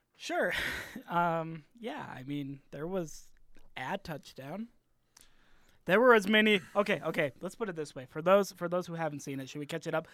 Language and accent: English; Arizona, United States; I'm from Arizona